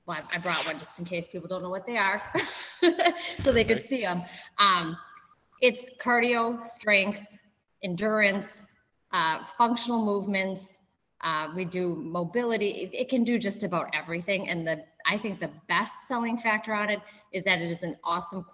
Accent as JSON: {"language": "English", "area": "Minnesota/Wisconsin", "region": "Midwest", "country": "United States", "tie": "born or raised there", "moved": "as an adult", "said": "I moved from Wisconsin, grew up in Minnesota/Wisconsin"}